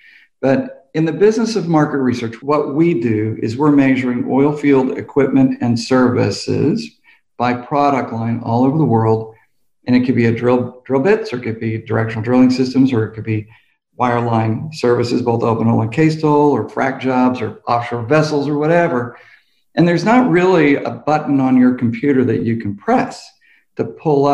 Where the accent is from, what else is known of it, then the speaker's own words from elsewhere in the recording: Tulsa, Oklahoma, United States; I'm here in South Tulsa, Oklahoma. We grew up in East Tulsa, Oklahoma